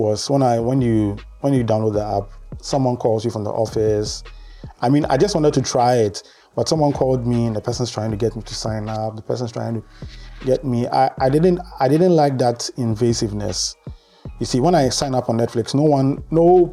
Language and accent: English; Ghana; as a Ghanaian